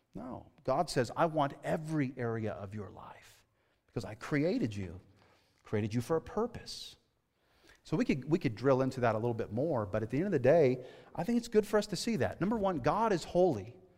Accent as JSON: {"language": "English", "region": "California", "country": "United States", "tie": "born or raised there", "moved": "as an adult", "said": "I grew up in California, okay, right? I grew up in the city"}